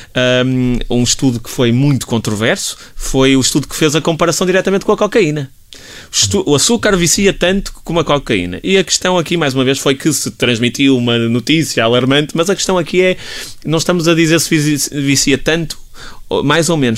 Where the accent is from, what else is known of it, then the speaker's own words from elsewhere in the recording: Portugal; enquanto portugueses